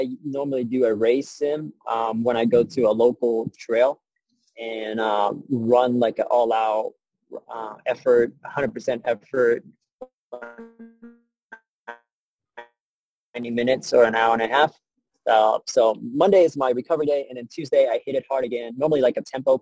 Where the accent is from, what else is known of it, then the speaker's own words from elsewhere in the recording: San Antonio, Texas, United States; I'm from San Antonio. It's super flat here